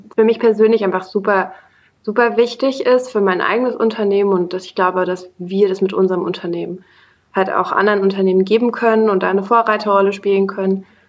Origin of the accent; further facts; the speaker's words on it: Bonn, North Rhine-Westphalia, Germany; moved away as an adult; now in Berlin, Germany; aufgewachsen in Bonn, studiert hauptsächlich im Ausland